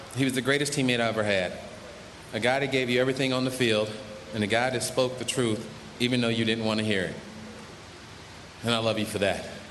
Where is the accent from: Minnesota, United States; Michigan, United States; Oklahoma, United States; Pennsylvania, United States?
Pennsylvania, United States; in Pittsburgh in my home state